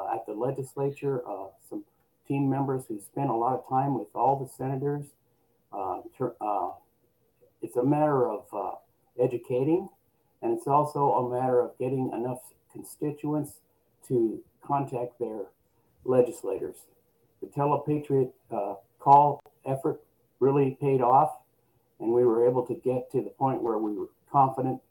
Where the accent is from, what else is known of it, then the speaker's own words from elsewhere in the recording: Nebraska, United States; I grew up in Nebraska